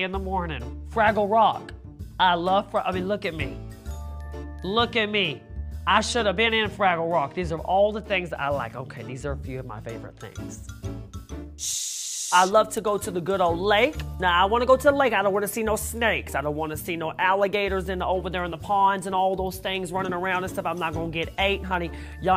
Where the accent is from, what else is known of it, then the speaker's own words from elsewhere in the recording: Texas, United States; moved away; I grew up on Dr. Pepper from Texas. That's what we grow up on over there